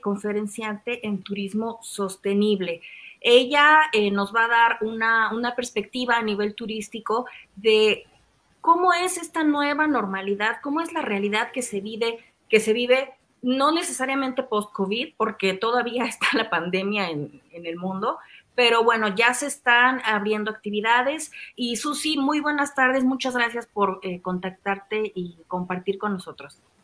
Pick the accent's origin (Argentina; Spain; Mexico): Mexico; nosotros como mexicanos viajamos mucho